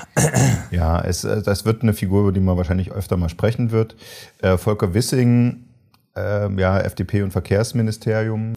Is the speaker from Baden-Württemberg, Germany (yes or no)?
no; Saxony, Germany; accent: Saxon; ich komme aus Sachsen, ich könnte das äh, auf Sächsisch machen